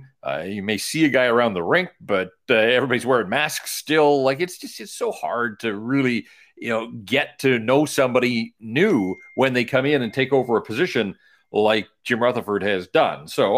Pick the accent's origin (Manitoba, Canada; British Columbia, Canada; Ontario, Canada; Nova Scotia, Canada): British Columbia, Canada; Vancouver; Vancouver's my hometown